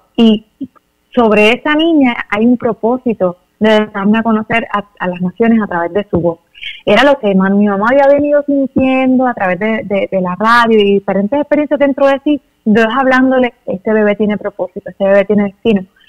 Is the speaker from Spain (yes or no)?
no; Cidra, Puerto Rico; moved away as an adult; also born or lived in Toa Alta (born, uncertain spelling); now in Juncos, Puerto Rico; yo nací en Tahuas, pero me crié en Sidra